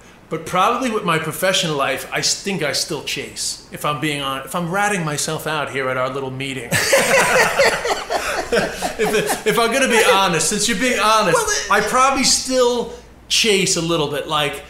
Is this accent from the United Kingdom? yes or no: no; United States; I'm fat because I'm American.